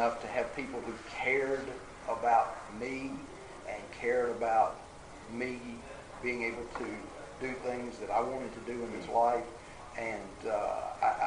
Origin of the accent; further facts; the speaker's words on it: Lake Village, Arkansas, United States; now in Conway, United States; I grew up in Lake Village, Arkansas, and for folks that are familiar with the state know that that is in the southeast part of the state